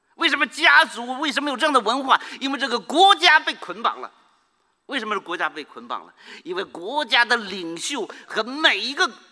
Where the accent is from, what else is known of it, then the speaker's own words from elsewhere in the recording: Northeast China, China; 我们在这个，呃，呃，东北长大的时候，我们东北的这些姑娘们都特别喜欢穿的美丽动人